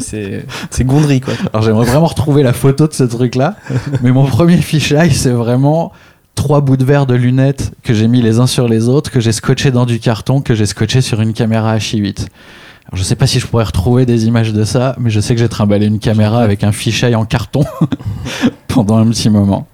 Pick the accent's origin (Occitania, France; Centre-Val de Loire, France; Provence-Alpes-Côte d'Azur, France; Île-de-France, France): Île-de-France, France; Clamart; also born or lived in Réunion; à la base, j'habitais à la Réunion quand j'étais petit. Et c'est en arrivant en France que j'ai découvert le skate sur euh, la place de la ville euh, où j'ai habité